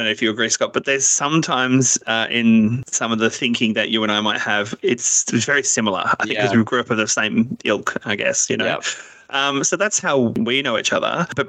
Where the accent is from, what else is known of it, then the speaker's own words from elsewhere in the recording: Melbourne, Victoria, Australia; We're all from Melbourne, actually.